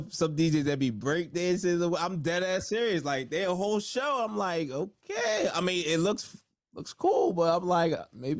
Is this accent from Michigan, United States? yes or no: no; New Jersey, United States; also born or lived in New York / Mexico / New Orleans; All right. South Jersey, Nigerian descent, first generation though, but Igbo, Nigerian American, but man, I live like all over New York, Mexico, New Orleans